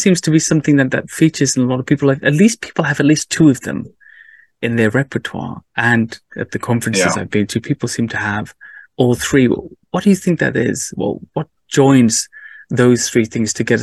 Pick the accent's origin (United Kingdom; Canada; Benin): United Kingdom; Cardiff, Wales; I grew up in Wales, uh, in mm. Cardiff